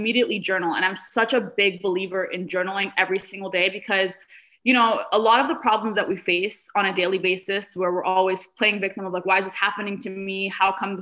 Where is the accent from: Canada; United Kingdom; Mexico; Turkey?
Canada; also born or lived in Middle East; I wasn't born in Canada. We moved here. We immigrated here from the Middle East when I was 7 years old